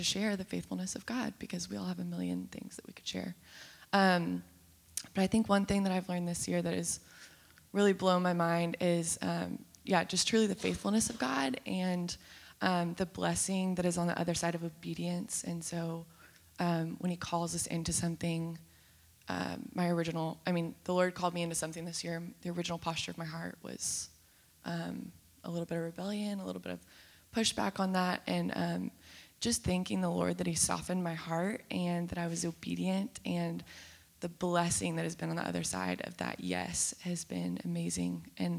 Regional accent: Texas, United States; I actually don't go here. I'm from Texas. I'm just visiting family.

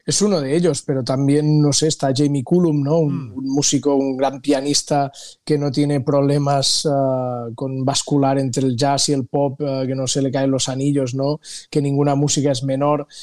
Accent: Costa Brava, near Cap de Creus, Catalonia, Spain; moved away; also born or lived in Los Angeles, United States; yo que soy del norte, de la Costa Brava, de cerca del, Cap de Creus

